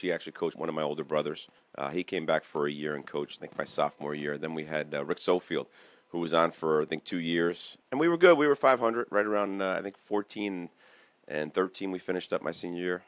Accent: Cranford, New Jersey, United States; I grew up in Cranford on uh, Manor Avenue, went to Roosevelt School back in the day for kindergarten

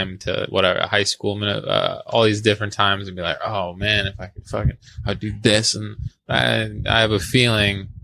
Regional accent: Jersey Shore, New Jersey, United States; I grew up on the Jersey Shore

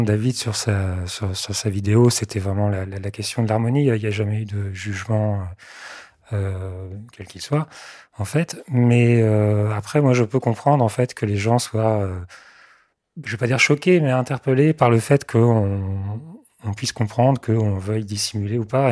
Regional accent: Mayenne, Pays de la Loire, France; born or raised there; also born or lived in Sarthe

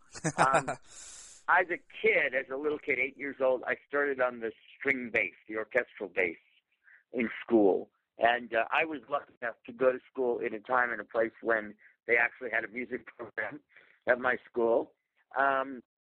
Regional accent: New York, United States; I grew up in New York

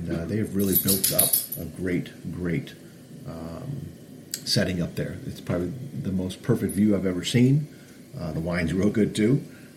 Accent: Northville, Michigan, United States; I grew up in Northville

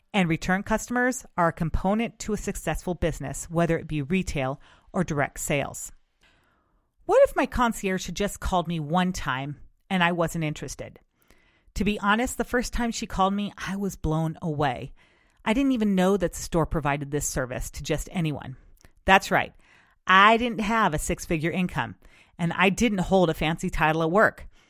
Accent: West Coast, United States; since I am from the West Coast, I grew up experiencing excellent customer service

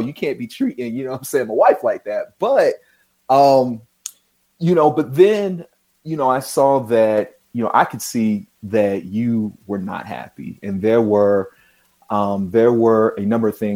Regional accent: Charlotte, North Carolina, United States; originally I'm from Charlotte, North Carolina

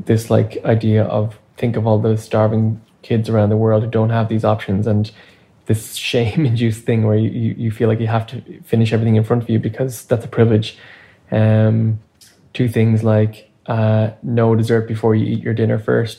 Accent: Ireland; now in Canada; I grew up in Ireland

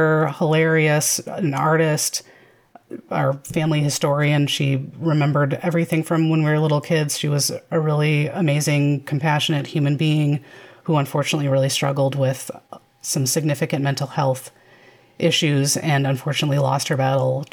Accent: Chicago, Illinois, United States; I grew up in the Chicagoland area.

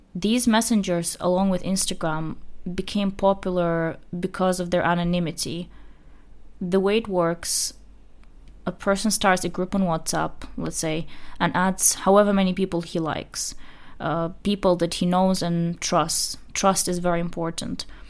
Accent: Chechnya, Russia; I'm from Chechnya

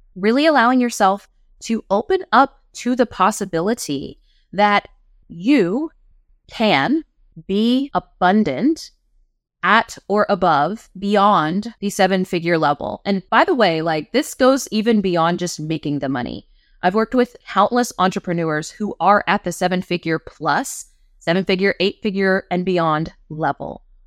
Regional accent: West Virginia, United States; I'm from West Virginia.

